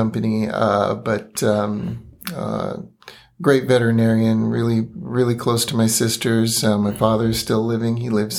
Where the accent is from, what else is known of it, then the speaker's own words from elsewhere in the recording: Los Angeles, California, United States; Not in Monrovia, Southern California. I was born in Los Angeles at St. Vincent's.